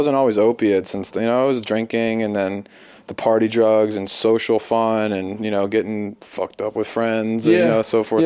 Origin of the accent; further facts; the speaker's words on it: Philadelphia, Pennsylvania, United States; I'm from the East Coast, I'm from Philadelphia.